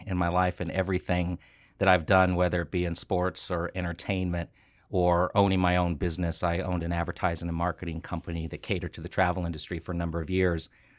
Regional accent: Washington, District of Columbia, United States; born there; also born or lived in Rockville, Maryland / California; I was born in Washington, D.C., and we lived in Maryland, Rockville, Maryland, for a while before my family moved out to California.

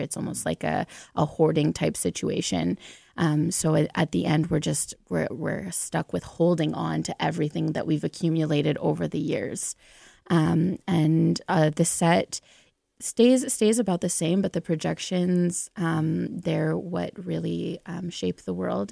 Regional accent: Onaping, Ontario, Canada; also born or lived in Thunder Bay; I'm from Onaping, which is north of Sudbury.

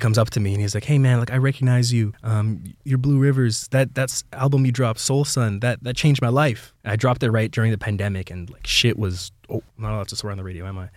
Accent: Brampton, Ontario, Canada; I'm born and raised in Brampton, Ontario.

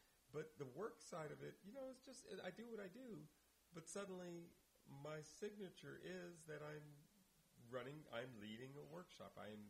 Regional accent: Indianapolis, Indiana, United States; now in Oakland, United States; driven to Indianapolis, my hometown.

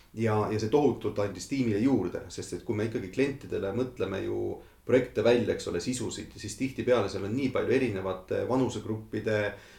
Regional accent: Estonia; moved away as an adult; also born or lived in London; need minu inimesed, minu kodumaa, minu, minu lähedased

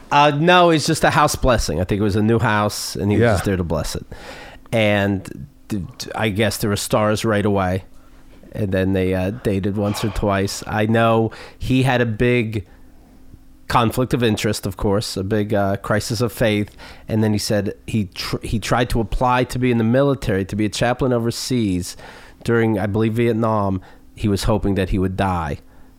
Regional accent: Somerset, Pennsylvania, United States; My town doesn't even necessarily have a name. I'm from Somerset, Pennsylvania, which is, again, close to Pittsburgh, but the country. And then there's Bakersville, but I'm actually between the two spots.

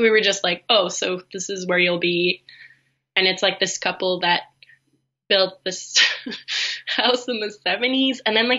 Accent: East Coast, United States; now in Canada; I never even knew, like, this place existed. I'm from the East Coast. It's very exotic to me.

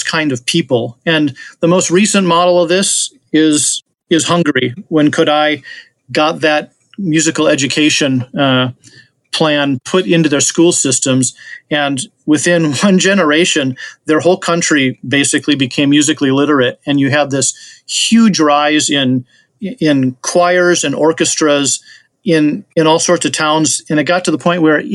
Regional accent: Wisconsin, United States; my home state of Wisconsin

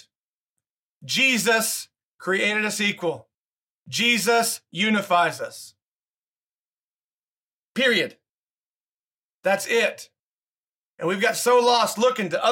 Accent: Oklahoma, United States; I grew up like in Oklahoma State, in Oklahoma.

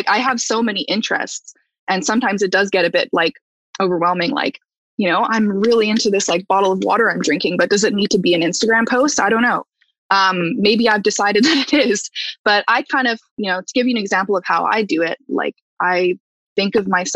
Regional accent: Calgary, Alberta, Canada; now in Toronto, Canada; I'm from Calgary originally

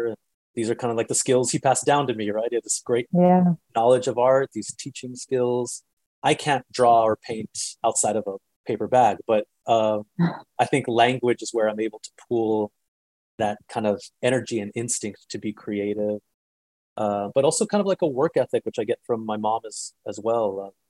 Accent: El Paso, Texas, United States; I'm from El Paso. All my family is from either El Paso or Juarez. And I grew up sort of like a fish in water, only knowing the border and its particular rhythms of life and what it's like to live between two cultures.

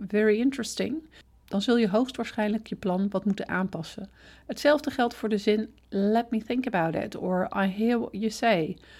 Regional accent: Netherlands

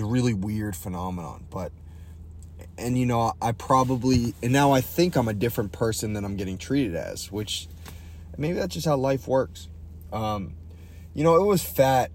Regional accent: Boston, Massachusetts, United States; moved away; my hometown

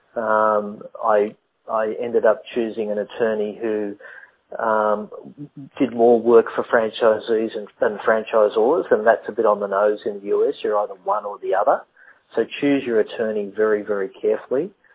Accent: Australia; I'm Australian

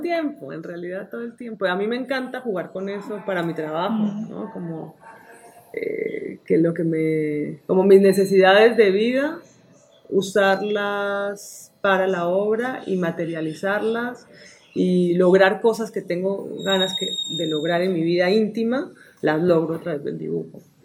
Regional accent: Colombia; vivimos en un país muy rico en imágenes, en música, en culturas, en comida

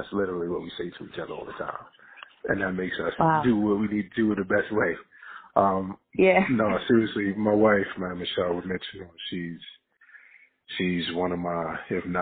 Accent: Jersey City, New Jersey, United States; I'm from Jersey City. I'm from Booker T. Cousins in Jersey City

